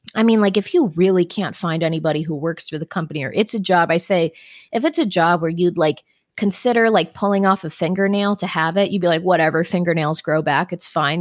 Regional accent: Florida, United States; Growing up in Florida

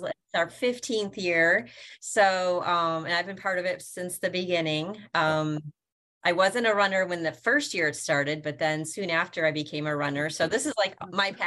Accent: Buffalo, New York, United States; now in Sanford, United States; I'm from Buffalo, New York

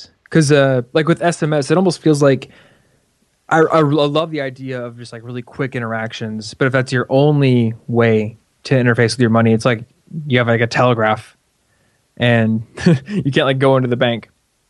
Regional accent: Midwest, United States; Midwest. We don't curse here.

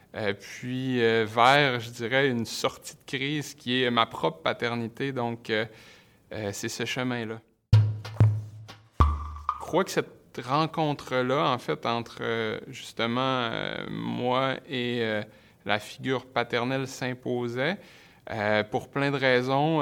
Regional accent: Saguenay, Quebec, Canada; le rapport aussi au territoire saguenéen, je viens du Saguenay

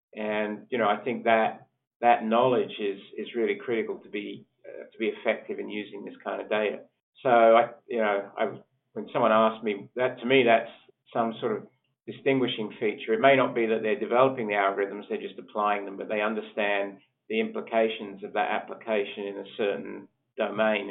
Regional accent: Australia; moved away as an adult; also born or lived in United Kingdom / Sheffield, United Kingdom; I actually was born in the UK and I grew up in Australia

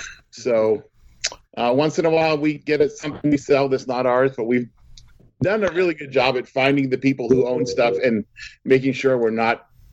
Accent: Northern United States, United States; And since we're from the North and we're Yankees, and the people are going to be like inappropriate

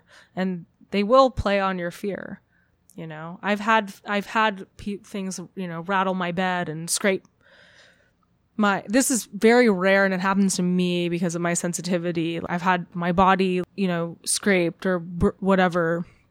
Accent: California, United States; I'm from Orange County.

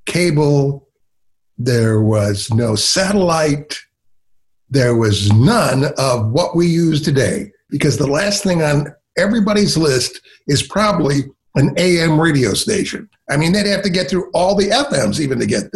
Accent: Ann Arbor, Michigan, United States; moved away as an adult; also born or lived in Philadelphia / Chicago; I grew up in Ann Arbor, Michigan, and listened to Detroit radio.

